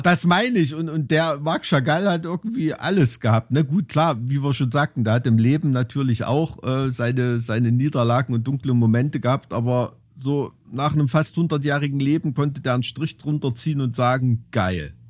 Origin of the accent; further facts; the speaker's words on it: East Germany, Germany; als Kind in der DDR